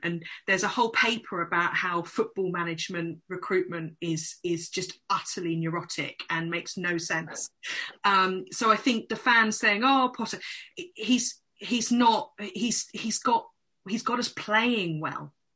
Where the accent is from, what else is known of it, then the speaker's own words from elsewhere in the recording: London, United Kingdom; I come from London, um, and I actually I actually live um, not far from Selhurst Park